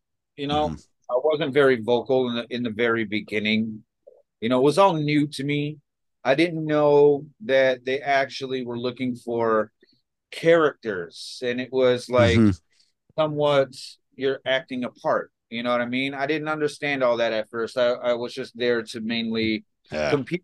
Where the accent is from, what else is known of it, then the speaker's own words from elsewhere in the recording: Chicago, Illinois, United States; I grew up in Chicago in some really rough shit in, you know, the 80s and 90s here